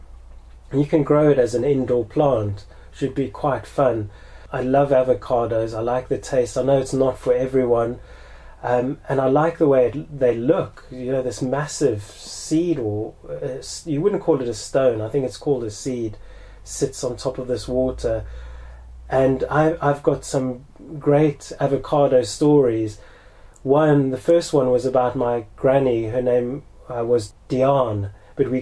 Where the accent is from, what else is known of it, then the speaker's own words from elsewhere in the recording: South Africa; a big part of growing up in South Africa was avos